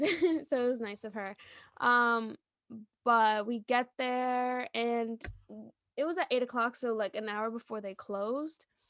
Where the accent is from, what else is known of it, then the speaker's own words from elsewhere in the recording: New York, United States; I'm from New York